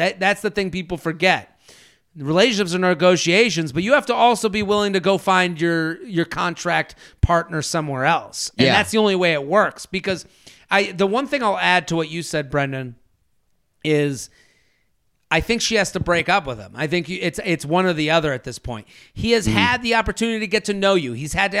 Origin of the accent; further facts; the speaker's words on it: Fort Lauderdale, Florida, United States; I'm from Fort Lauderdale, so we do have outdoor drinking options down here.